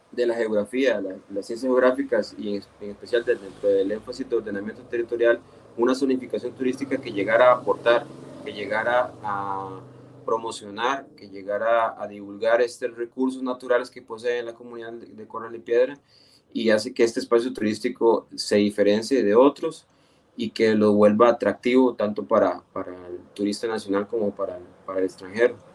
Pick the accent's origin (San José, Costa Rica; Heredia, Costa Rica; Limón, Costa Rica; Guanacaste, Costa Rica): Guanacaste, Costa Rica; Nicoya; soy de, de Nicoya, no soy de Guanacaste, pero la verdad es que tengo una gran satisfacción y un, un gran cariño por el, por el pueblo guanacasteco